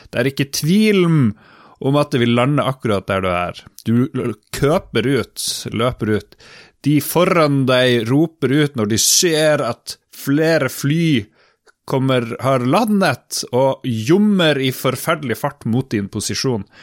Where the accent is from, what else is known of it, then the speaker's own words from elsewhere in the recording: Harstad, Troms, Norway; Vi er jo fra Harstad begge to.